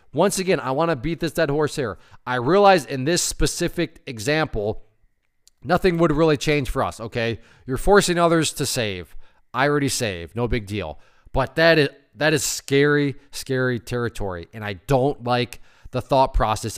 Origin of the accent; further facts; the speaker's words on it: Connecticut, United States; my home state of Connecticut